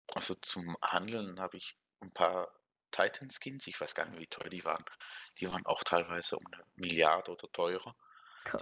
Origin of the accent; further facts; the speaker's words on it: Switzerland; Ich bin Schweizer